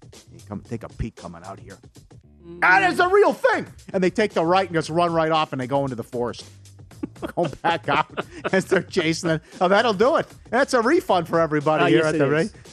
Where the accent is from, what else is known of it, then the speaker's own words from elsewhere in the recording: Wisconsin, United States; moved away; I'm from there reluctantly